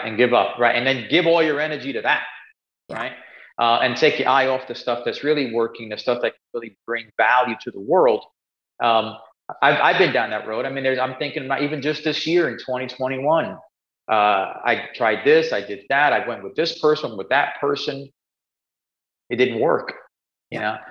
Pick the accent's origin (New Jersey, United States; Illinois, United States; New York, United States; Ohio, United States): New York, United States; New York City; I grew up in Spanish Harlem, uh, New York, a place called El Barrio